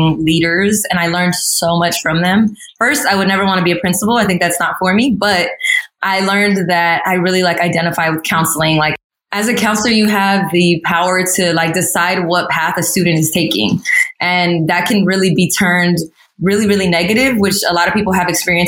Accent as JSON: {"language": "English", "town": "Pasadena", "region": "California", "country": "United States", "tie": "born or raised there", "also_born_or_lived": "San Jose / San Francisco", "said": "I feel like I'm from Pasadena more than I am from Guatemala or Egypt, because I was like raised here. I grew up here."}